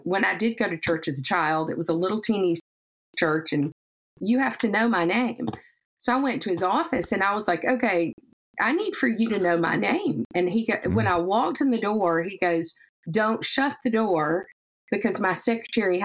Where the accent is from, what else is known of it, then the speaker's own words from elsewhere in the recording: the South, United States; accent: Southern; moved away; accent, we're from the South.